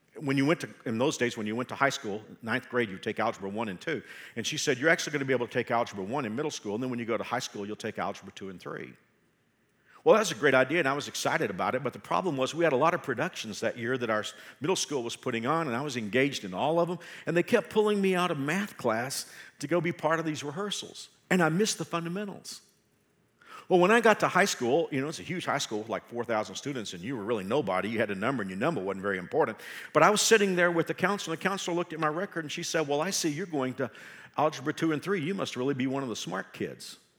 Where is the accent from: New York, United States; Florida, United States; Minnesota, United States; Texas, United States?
Texas, United States; I can say that I'm a Texan